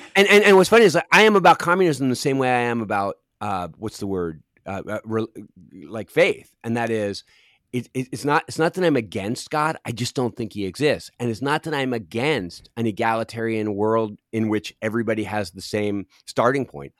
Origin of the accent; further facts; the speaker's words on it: Philadelphia, Pennsylvania, United States; also born or lived in Los Angeles; now in Cincinnati, United States; I grew up in Philadelphia on the East Coast, and I'm a, I'm so East Coast.